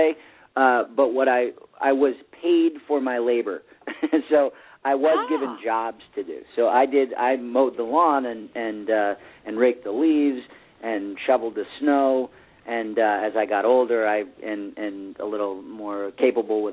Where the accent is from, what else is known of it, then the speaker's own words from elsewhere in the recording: Wellesley, Massachusetts, United States; I was born in Wellesley, Massachusetts, right down the street from you